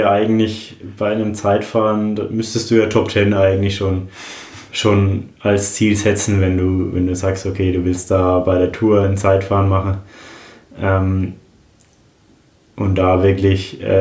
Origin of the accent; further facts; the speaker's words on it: Roth, Bavaria, Germany; Ja, Rot ist meine Heimat. Als Franke äh, ist es, glaube ich, selbstverständlich, dass man in Rot am Start steht. Ich bin ja auch mit dem Rennen aufgewachsen.